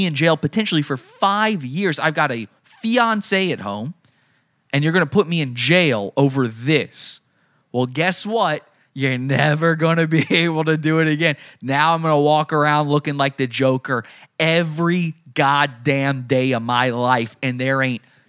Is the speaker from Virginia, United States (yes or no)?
yes; Virginia, United States; I grew up in Virginia. I'm from Virginia